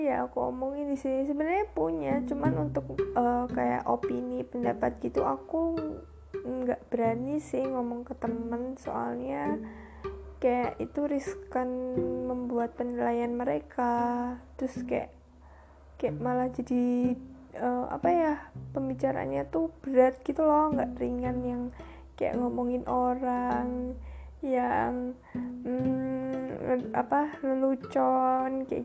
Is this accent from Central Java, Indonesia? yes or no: yes; Central Java, Indonesia; accent: medok; karena aku tuh orang Jawa Tengah, orang ya Jawa Tengah sekitarnya Jogja gitu yang kalau ngomong kan medok-medok ya